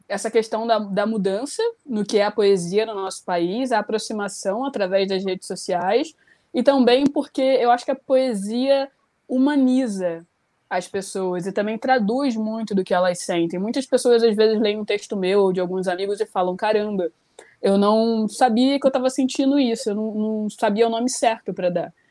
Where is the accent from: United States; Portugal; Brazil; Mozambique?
Brazil; Rio de Janeiro; eu tenho 29 anos, sou carioca.